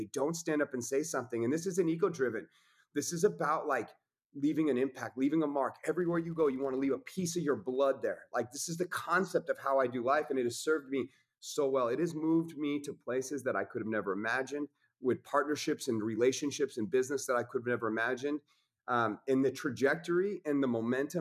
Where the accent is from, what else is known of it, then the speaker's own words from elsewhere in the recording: Coeur d'Alene, Idaho, United States; I'm from Coeur d'Alene, Idaho.